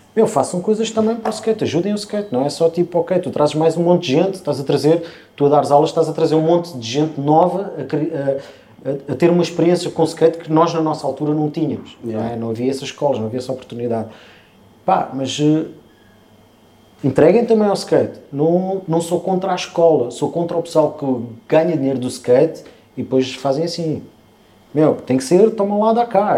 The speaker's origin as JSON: {"language": "Portuguese", "country": "Portugal", "said": "Ah, somos de Portugal"}